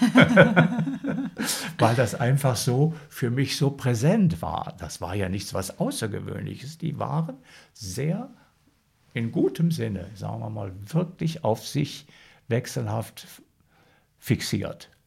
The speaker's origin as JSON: {"language": "German", "area": "Sauerland", "region": "North Rhine-Westphalia", "country": "Germany", "tie": "born or raised there", "also_born_or_lived": "Münster / Heiligenstadt, Thuringia", "said": "sind wir dann von Heiligenstadt da ins Sauerland gekommen."}